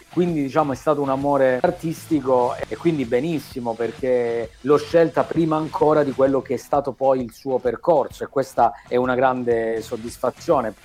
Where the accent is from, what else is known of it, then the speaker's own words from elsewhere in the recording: Calabria, Italy; io sono calabrese